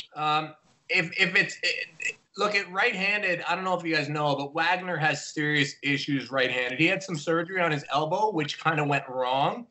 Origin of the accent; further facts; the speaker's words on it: Ontario, Canada; I'm from Ontario.